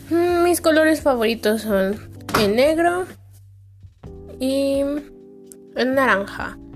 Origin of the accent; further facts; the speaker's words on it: Mexico City, Mexico; soy de la Ciudad de México, tengo 16 años … Ah, nací el 9 de abril de 2004, digo el 9 de julio de 2004.